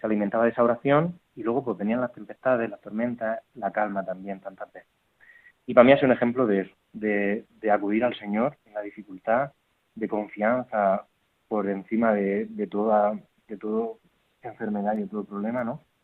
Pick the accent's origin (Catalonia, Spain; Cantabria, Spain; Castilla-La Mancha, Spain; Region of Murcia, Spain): Region of Murcia, Spain; Murcia; moved away as an adult; also born or lived in Barcelona; yo soy de Murcia, no soy Barcelona